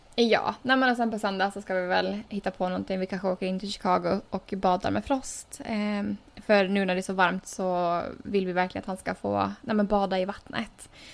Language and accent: Swedish; Åland Islands; moved away as an adult; now in United States; två år sedan jag har ja, varit hemma på Åland